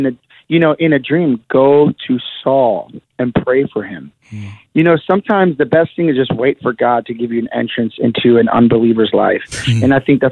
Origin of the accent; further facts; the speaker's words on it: Milwaukee, Wisconsin, United States; I grew up in Milwaukee, Wisconsin